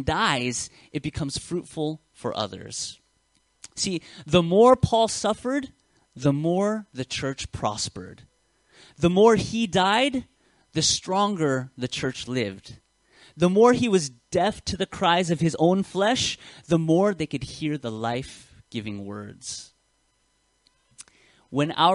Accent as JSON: {"language": "English", "country": "United States", "tie": "born or raised there", "accent": "American", "moved": "yes", "lives_now": "Australia", "said": "you can hear my accent. It's very Western. It's very American. I was born in America"}